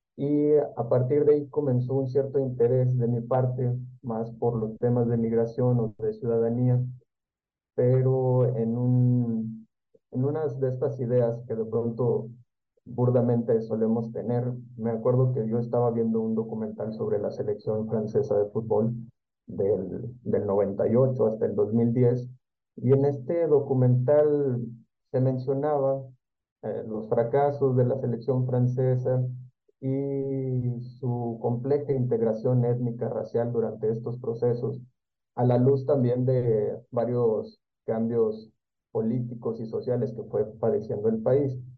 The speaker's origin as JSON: {"language": "Spanish", "region": "Comarca Lagunera", "country": "Mexico", "said": "de donde yo soy, de la comarca lagunera"}